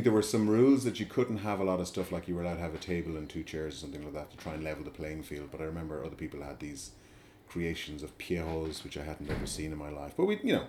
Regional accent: Abbeyleix, Leinster, Ireland; moved away as an adult; now in Dublin, Ireland; I grew up in Abbey Leaks, County Leash

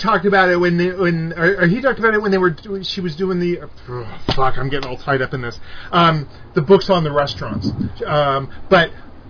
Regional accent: California, United States; now in Pacific Northwest, United States; I was raised in California.

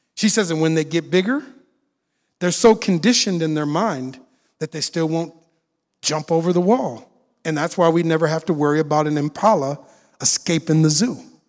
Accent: Minneapolis, Minnesota, United States; moved away; I'm originally from Minneapolis, Minnesota. When I saw the video of George Floyd dying in Minneapolis, he died on the block I grew up on

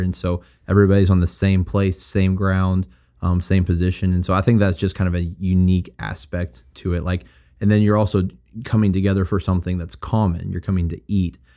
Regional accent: Springfield, United States; moved away as an adult; my hometown of Springfield

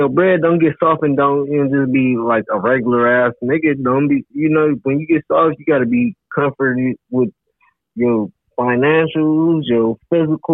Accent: Englewood, United States; I'm from Englewood.

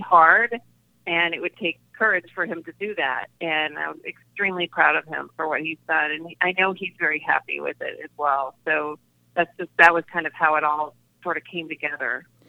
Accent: Deep South, United States; I I grew up in the Deep South

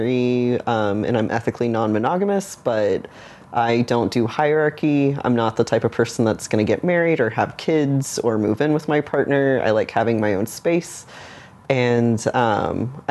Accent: Dallas, Texas, United States; I grew up in a neighborhood that's kind of surrounded by Dallas, Texas, and it was very conservative

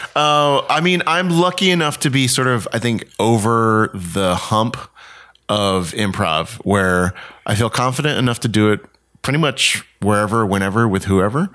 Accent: Houston, Texas, United States; moved away as an adult; also born or lived in Columbus, Mississippi / Raleigh, North Carolina / Winston-Salem, North Carolina / New York City; now in Los Angeles, United States; I grew up in Houston, Texas

